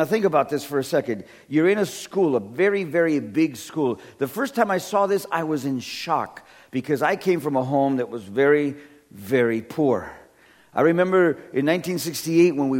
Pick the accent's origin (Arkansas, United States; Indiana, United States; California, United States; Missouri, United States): California, United States; I come from California, where everything's made out of wood, so it manages earthquakes